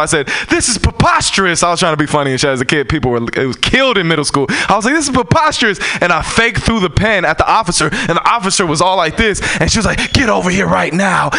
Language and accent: English; San Francisco, California, United States; I'm born and raised in San Francisco.